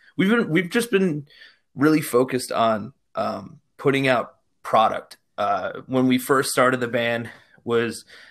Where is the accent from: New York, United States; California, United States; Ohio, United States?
New York, United States; Poughkeepsie; now in Newburgh, United States; So I'm from Poughkeepsie originally. I live out in Newburgh. I pretty much grew up in Poughkeepsie, you know, when I was younger.